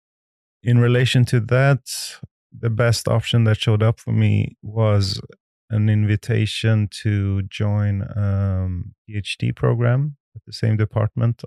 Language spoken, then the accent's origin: English; Mariestad, Västra Götaland, Sweden; English is a second language; moved away as an adult; also born or lived in Tehran, Iran / Gothenburg, Sweden; I grew up in a small city, you can call it a village even, in Sweden called Mariestad. So that's where I have my elementary schooling years until I was 19